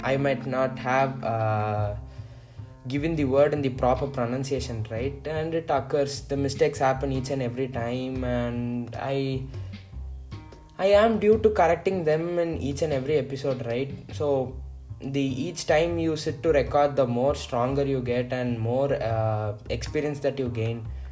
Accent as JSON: {"language": "English", "region": "Tamil Nadu", "country": "India", "first_language": "Tamil", "second_language": "English", "said": "I am basically from Tamil Nadu and I am most comfortable in Tamil"}